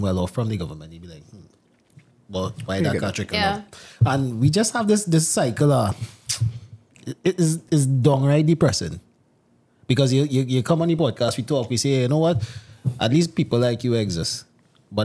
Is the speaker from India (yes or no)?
no; Trinidad & Tobago; I am a Trinidadian.